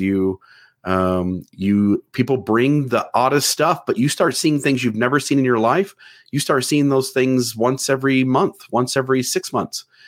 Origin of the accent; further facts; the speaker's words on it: Ohio, United States; now in Hurricane, Utah, United States; I'm from Ohio